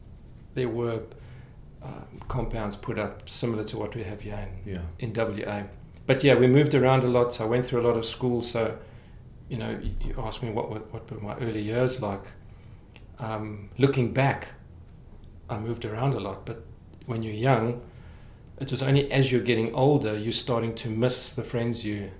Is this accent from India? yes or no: no; Krugersdorp, Gauteng, South Africa; moved away as an adult; now in Canada; I was born in Krugersdorp and then moved to lots of little satellite towns around.